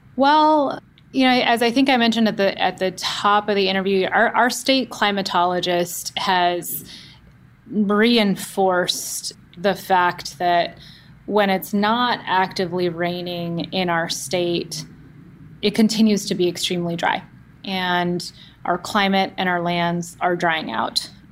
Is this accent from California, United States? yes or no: yes; Oakland, California, United States; I grew up in the Bay Area and the San Francisco Bay Area, specifically in the East Bay in Oakland